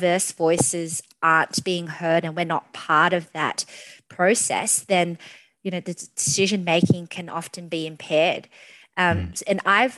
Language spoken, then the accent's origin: English; Australia; I absolutely love being an Australian, and, you know, not just any Australian, but one with Vietnamese heritage